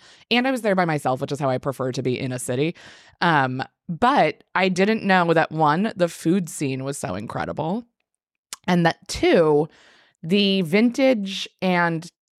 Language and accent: English; Maryland, United States; I grew up in Maryland, like starfish, but... near the Baltimore Aquarium, which is the National Aquarium.